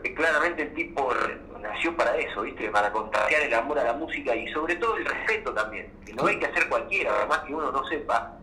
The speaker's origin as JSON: {"language": "Spanish", "town": "Azul", "region": "Buenos Aires Province", "country": "Argentina", "tie": "born or raised there", "also_born_or_lived": "Barría (birthplace, likely garbled)", "said": "yo nací en Barría, pero me crié en Azul, que es una ciudad ahí, aledaña"}